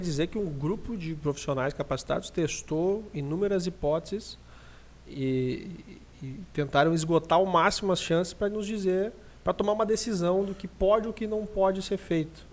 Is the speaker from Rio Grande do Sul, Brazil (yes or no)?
yes; Lajeado, Rio Grande do Sul, Brazil; a gente é de Lajeado, aqui do Rio Grande do Sul